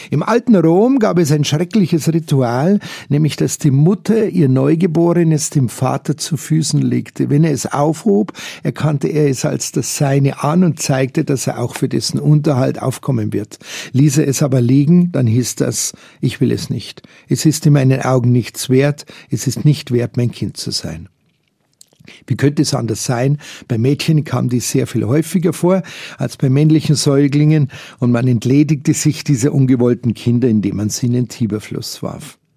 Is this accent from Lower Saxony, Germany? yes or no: no; Munich, Bavaria, Germany; Schon von Kindesbeinen an bereits geprägt in einem Kindergarten der Don Bosco-Schwestern, als Jugendliche im Schülerzentrum Fürstenried hier in München.